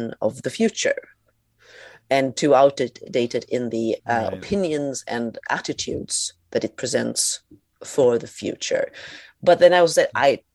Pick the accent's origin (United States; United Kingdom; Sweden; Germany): Sweden; growing up in Sweden in the 80s and 90s